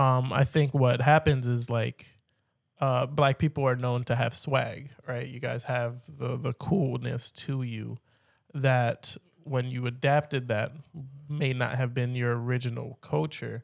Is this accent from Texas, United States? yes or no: no; Philadelphia, Pennsylvania, United States; I've been born and raised in Philly